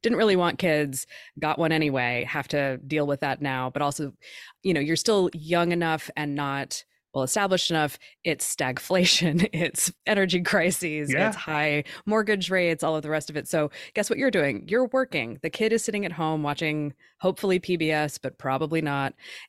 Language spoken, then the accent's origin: English; Oregon, United States; I'm from Oregon, where that's how we funded everything for a long time.